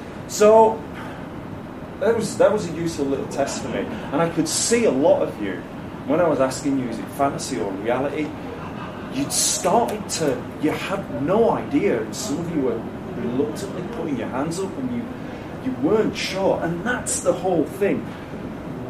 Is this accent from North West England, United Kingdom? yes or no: no; Leeds, Yorkshire and the Humber, United Kingdom; from my hometown.